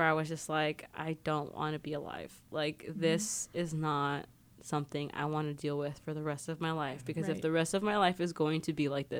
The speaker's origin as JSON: {"language": "English", "area": "Mojave Desert", "region": "California", "country": "United States", "tie": "born or raised there", "moved": "as an adult", "said": "I come from the Mojave Desert. In the Mojave Desert, there are no Pride Centers."}